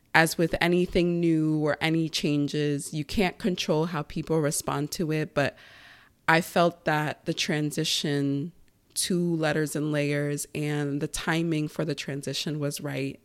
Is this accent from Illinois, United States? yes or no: no; Long Island, New York, United States; That was our main source of cleaning growing up in Long Island, in that big house